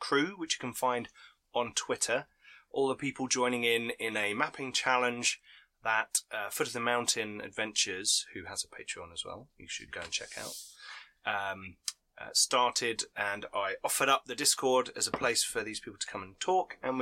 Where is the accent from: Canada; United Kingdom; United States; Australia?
United Kingdom; we're British